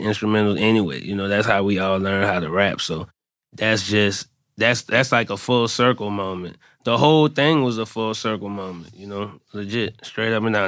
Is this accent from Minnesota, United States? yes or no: no; New Orleans, Louisiana, United States; everybody knew I was from New Orleans